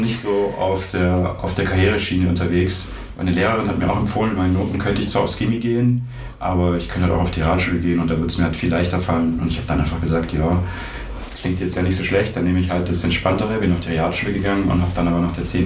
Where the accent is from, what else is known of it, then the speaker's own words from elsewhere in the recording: Ostfildern, Baden-Württemberg, Germany; moved away as an adult; now in Ulm, Germany; Ich komme ursprünglich aus Ostfildern in der Nähe von Stuttgart und ich bin nach Ulm gekommen, um Informatik zu studieren